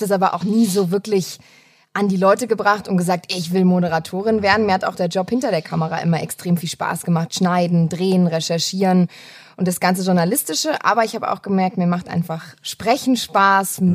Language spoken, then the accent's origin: German; Kirchzarten, Baden-Württemberg, Germany; also born or lived in Wiesbaden / Frankfurt; geboren in Frankfurt, in Wiesbaden, habe da eine kurze Zeit gelebt, so sechs Jahre, und dann bin ich in den Schwarzwald nach Kirchzarten gezogen.